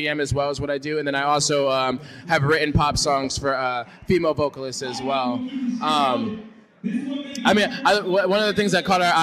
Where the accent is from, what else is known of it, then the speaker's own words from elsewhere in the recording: San Diego, California, United States; also born or lived in Hartford, Connecticut; I'm from Connecticut is where I was born, Hartford. Shout out to Hartford. But I live out here in San Diego now, and I've lived out here pretty much my whole life since I was a little kid